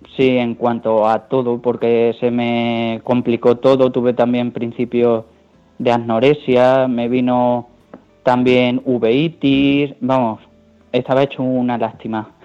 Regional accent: Ciudad Real, Castilla-La Mancha, Spain; como soy de Ciudad Real

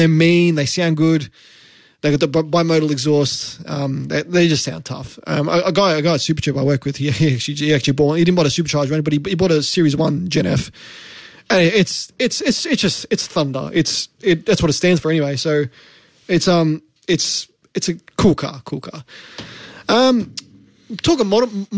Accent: Australia; I'm an Aussie guy

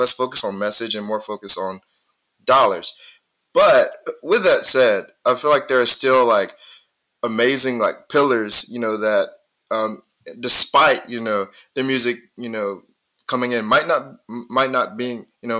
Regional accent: Mississippi, United States; I told him I was from Mississippi

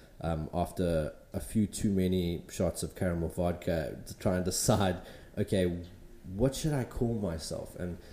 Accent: Pietermaritzburg, KwaZulu-Natal, South Africa; moved away as an adult; now in Durban, South Africa; I'm originally from Pietermaritzburg, came down here to Durban to study graphic design

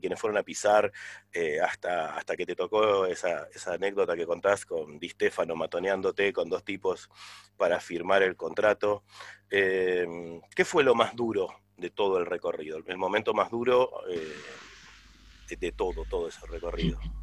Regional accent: La Plata, Buenos Aires Province, Argentina; also born or lived in Villa Ballester; yo tengo eso de, ser de Villa Ballester, pero platense porque vivo es muy chico en La Plata, pero nací en Villa Ballester

